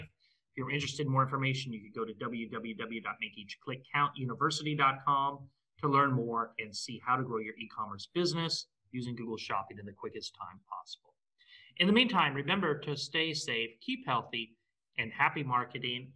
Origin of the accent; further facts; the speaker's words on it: Nebraska, United States; I grew up in Nebraska